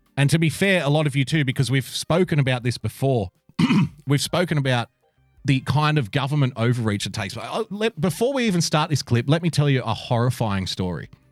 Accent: Sydney, New South Wales, Australia; also born or lived in a country town; I was born in a country town, but I was raised in Sydney. And I moved to Sydney at a very young age

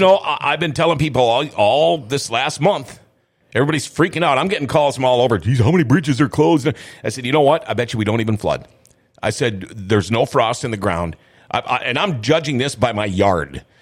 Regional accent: Minnesota, United States; moved away as an adult; also born or lived in California; I, I moved out to California back in uh, the '80s, and uh, people are like, "Where are you from? Canada?" I'm like, "No, I'm from Minnesota."

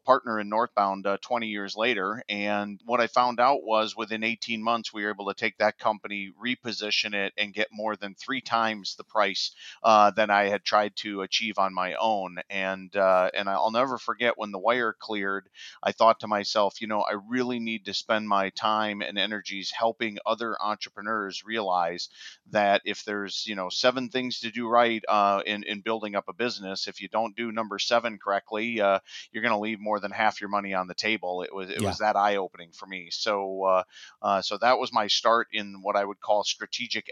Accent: Wisconsin, United States; moved away as an adult; now in Minneapolis, United States; I'm originally from Wisconsin, but crossed the river into Minneapolis a few years back

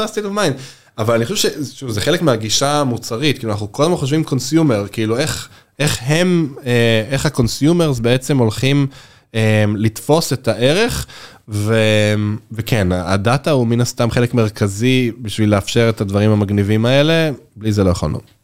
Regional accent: Israel; בתור קונסיומר ישראלי

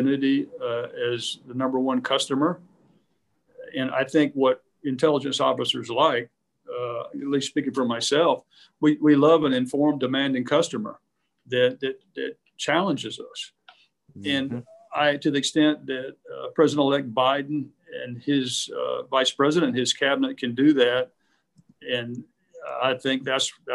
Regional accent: United States

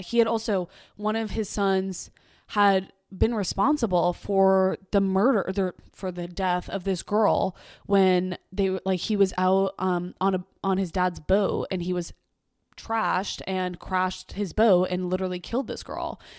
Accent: Boston, Massachusetts, United States; born or raised there

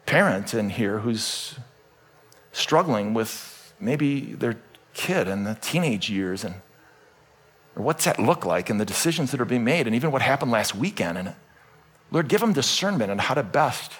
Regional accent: Cleveland, Ohio, United States; I was born in Cleveland, Ohio, on the western side of the suburbs

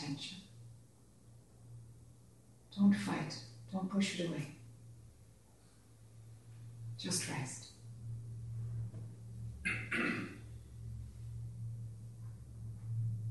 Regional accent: Ireland; accent: Irish; this Irish accent

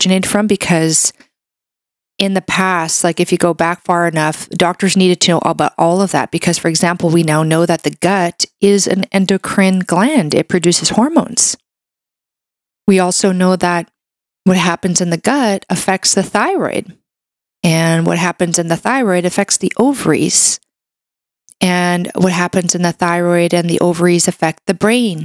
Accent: Brazil; now in Canada; I was raised in Brazil. I was born in Brazil

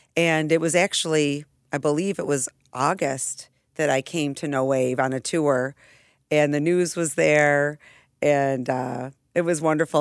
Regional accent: Irondequoit, New York, United States; also born or lived in Seminole County, Florida; I grew up in Arundicoit, uh, born and raised between East and West Arundicoit.

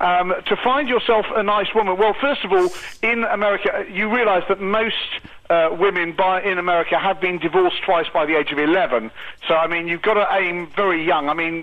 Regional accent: United Kingdom; being British

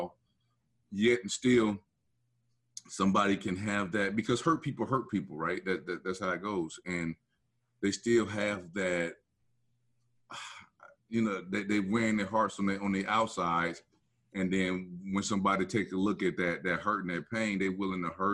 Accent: Black Belt area of Alabama, United States; my hometown in the Black Belt area of in Alabama

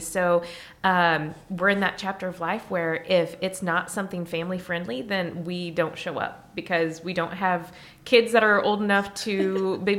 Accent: Effingham, Illinois, United States; moved away; I'm from South Central as well. Effingham area

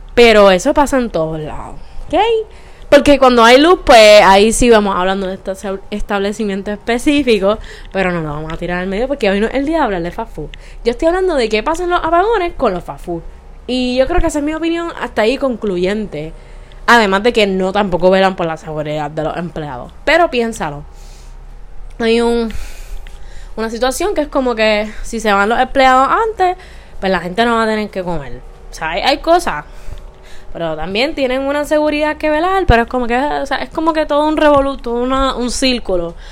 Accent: Bayamón, Puerto Rico; yo soy de Bayamón

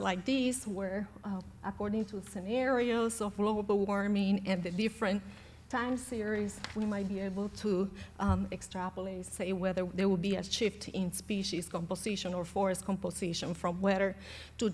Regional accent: Puerto Rico; I was born and raised in Puerto Rico

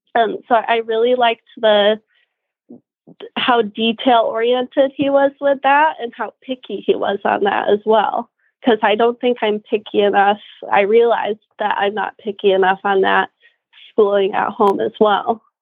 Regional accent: Kalamazoo, Michigan, United States; moved away as an adult; also born or lived in Florida / Germany; now in Ocala, United States; I'm from the Kalamazoo area, but I moved down to Florida about nine years ago

